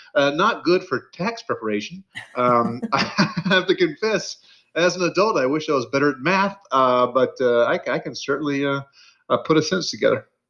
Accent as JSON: {"language": "English", "town": "Mobile", "region": "Alabama", "country": "United States", "tie": "born or raised there", "also_born_or_lived": "Mississippi / Florida / Louisiana", "said": "I grew up in the South, the Deep South. So, you know, I was born in Mississippi. Uh, I lived uh, briefly in Florida and Louisiana. Uh, a lot of my like kind of early childhood was spent in Mobile, Alabama"}